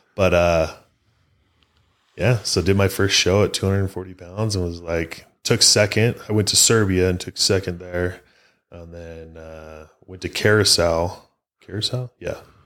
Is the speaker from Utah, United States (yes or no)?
yes; Utah, United States; I'm from Utah